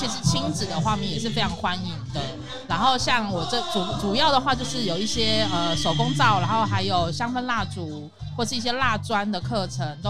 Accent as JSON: {"language": "Chinese", "region": "Taipei", "country": "Taiwan", "lives_now": "Taoyuan, Taiwan", "said": "台北，呃，我原本住在大安区。"}